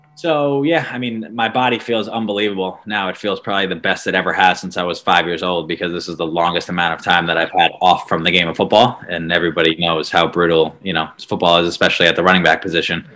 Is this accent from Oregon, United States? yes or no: no; Long Island, New York, United States; I was from Long Island, which isn't a, a, big football area